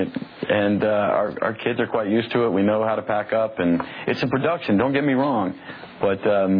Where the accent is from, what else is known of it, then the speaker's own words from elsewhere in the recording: United States; This is what we Americans do best